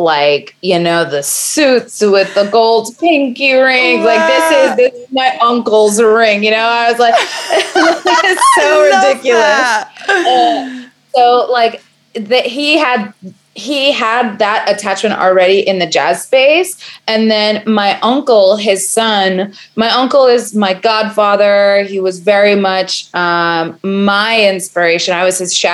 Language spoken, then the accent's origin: English; New York City, New York, United States; I am a Brooklyn girl through and through.